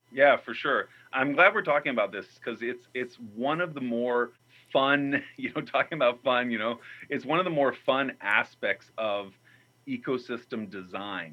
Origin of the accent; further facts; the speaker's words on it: New Mexico, United States; where I grew up in New Mexico